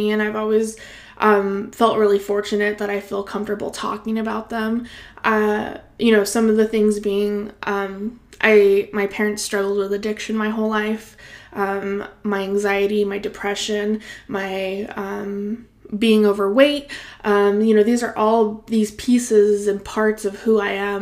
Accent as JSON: {"language": "English", "area": "Salinas Valley", "region": "California", "country": "United States", "tie": "born or raised there", "lives_now": "Bay Area, United States", "said": "I grew up in the Salinas Valley, which is this beautiful little pocket of farm ag area, close to the Monterey Bay"}